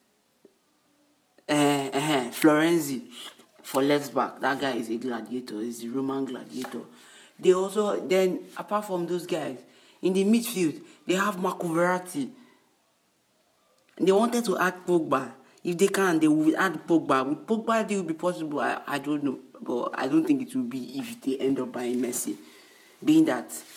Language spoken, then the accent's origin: English; Nigeria; Being that I'm not in America, I might not understand the full concept, the full story about it, but as a Nigerian